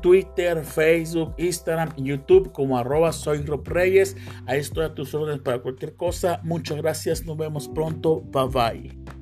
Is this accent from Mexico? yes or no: yes; Mexico; todos somos mexicanos